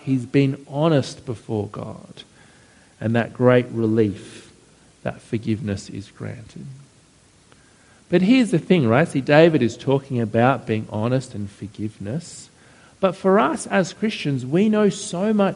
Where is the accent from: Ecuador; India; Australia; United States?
Australia; Penrith, New South Wales; I grew up out near Penrith